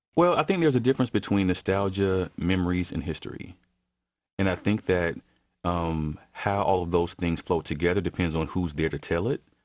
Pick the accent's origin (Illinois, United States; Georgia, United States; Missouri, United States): Georgia, United States; Atlanta; born or raised there